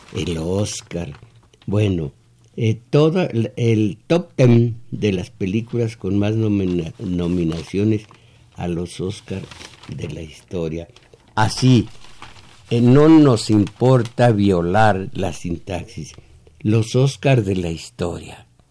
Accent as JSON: {"language": "Spanish", "country": "Mexico", "said": "eran mexicanos, éramos mexicanos"}